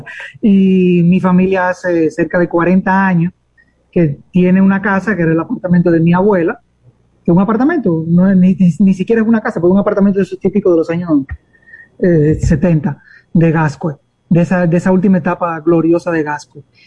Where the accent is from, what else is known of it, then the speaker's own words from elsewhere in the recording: Dominican Republic; a todos nosotros los dominicanos nos pertenece ese pedazo